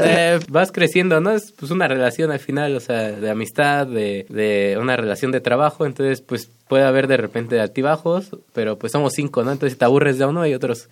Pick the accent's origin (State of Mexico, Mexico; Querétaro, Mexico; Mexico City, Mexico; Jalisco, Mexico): State of Mexico, Mexico; Tlalnepantla; somos de Tlalnepantla, del Estado de México